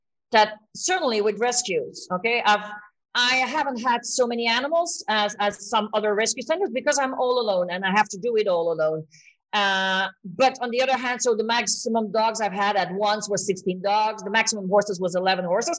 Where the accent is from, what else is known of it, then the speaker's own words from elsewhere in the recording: Belgium; moved away as an adult; now in Spain; I moved to Spain 17 years ago. I'm from Belgium, but I live in Spain